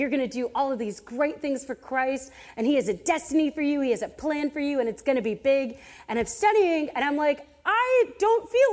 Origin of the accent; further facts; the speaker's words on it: Adamstown, Pennsylvania, United States; moved away; I am from Adamstown, Pennsylvania, where the closest Walmart to my parents' house has horse and buggy parking